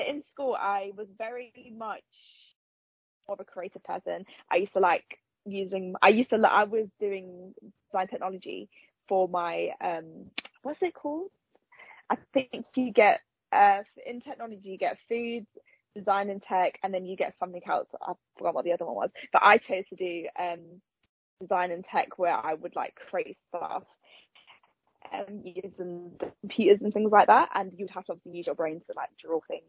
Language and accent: English; Nottingham, East Midlands, United Kingdom; I'm from Nottingham